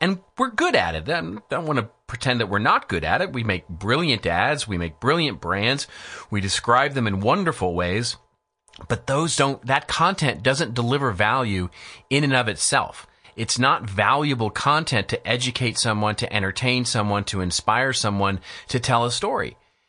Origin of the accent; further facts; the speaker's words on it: Texas, United States; I grew up in Texas. And so I grew up on ranches and with cowboys and with, you know, that sort of mentality. I mean, I grew up in the country